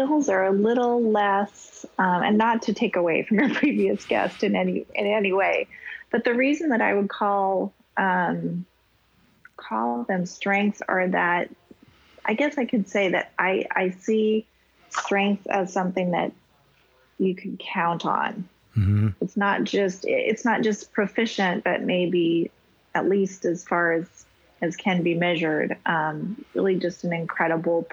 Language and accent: English; Wyoming, United States; now in Hawaii, United States; I had an amazing experience in growing up in Wyoming